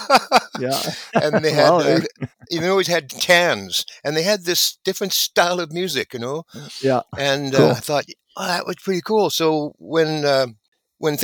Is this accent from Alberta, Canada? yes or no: yes; Edmonton, Alberta, Canada; moved away as an adult; also born or lived in Manchester, England / Vancouver; born in Manchester, England, emigrated in 1954. My father, after the war, went to Edmonton, Alberta, and was working there. So we ended up in Edmonton. And so more or less I spent about almost 20 years in Edmonton